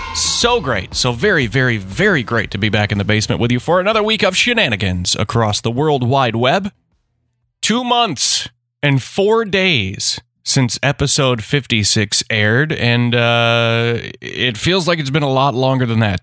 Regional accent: Memphis, Missouri, United States; my hometown

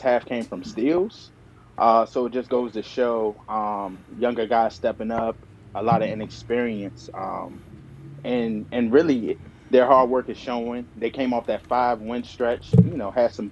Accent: Landover, Maryland, United States; I'm from Landover

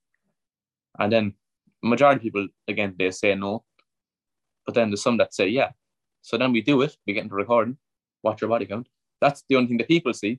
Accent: Cork, Munster, Ireland; Cork City, which is my hometown. That's where I'm from

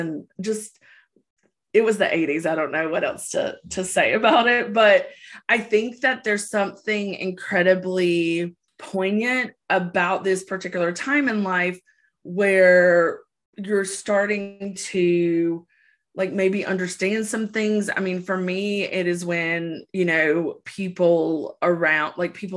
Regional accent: the South, United States; growing up in the South

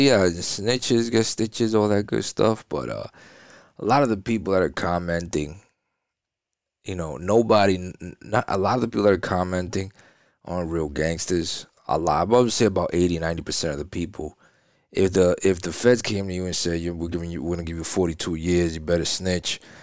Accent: New York, United States; now in Florida, United States; Well, I'm from New York. I mean, I live in Florida, but, you know what I'm saying? I'm from New York.

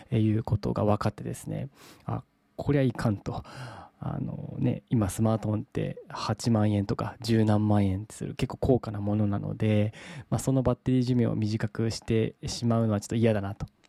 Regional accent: Saga, Japan; moved away; 地元の佐賀県に帰っておりまして

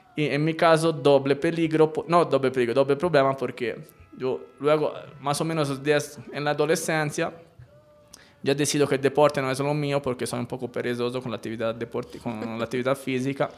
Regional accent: Elba, Tuscany, Italy; Spanish is a second language; moved away as an adult; also born or lived in Pisa, Italy; now in Colombia; yo eh, nací en Pisa, pero por un tema más bien médico. Pisa, esta de la torre torcida. Pero me crié en la isla de Elba

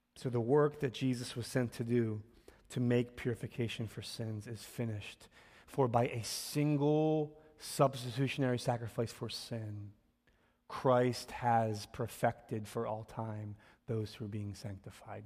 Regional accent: Philadelphia, Pennsylvania, United States; I'm born and raised here in Philly. And so, um, part of my life story is I grew up in North Philly

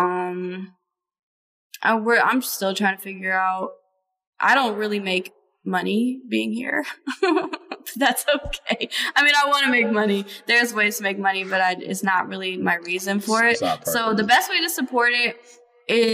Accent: Cleveland Heights, Ohio, United States; I live in Cleveland now, but I was raised in Cleveland Heights, so it's still pretty close

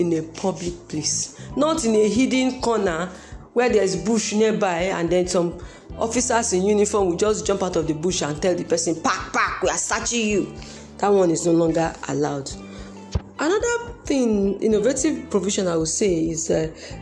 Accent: Nigeria; as a Nigerian citizen

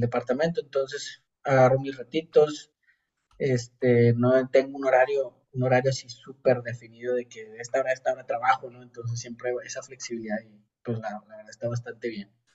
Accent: Monterrey, Nuevo León, Mexico; moved away as an adult; now in Austria; soy de Monterrey, me vine a Austria hace un año y medio

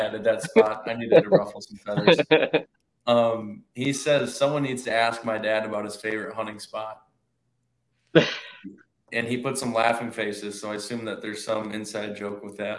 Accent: Pewaukee, Wisconsin, United States; I'm from Pewaukee, Wisconsin, so Southeast Wisconsin, like Dan. But I go to school in Southwest Wisconsin

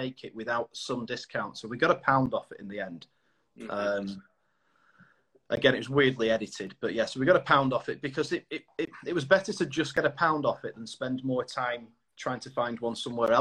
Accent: the north of England, United Kingdom; I'm a northern lad.

